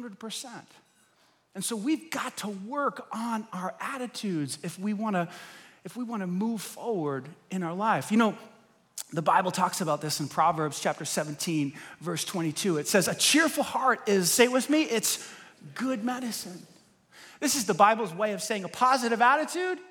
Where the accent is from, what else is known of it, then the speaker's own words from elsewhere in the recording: New York, United States; I'm a New Yorker